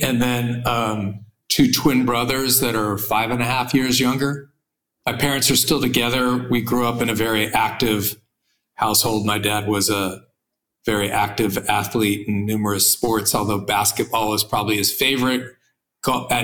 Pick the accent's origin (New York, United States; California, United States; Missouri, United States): California, United States; Santa Monica; I was born in Santa Monica, California